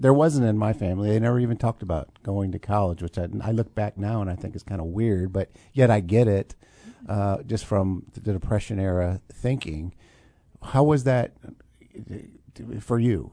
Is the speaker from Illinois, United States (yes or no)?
yes; Urbana, Illinois, United States; now in Champaign, United States; I have an affinity for Urbana, um, growing up there